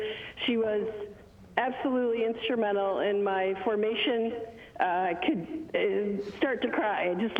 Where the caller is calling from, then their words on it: Washington, United States; also born or lived in Rochester, New York; I'm calling from Washington State.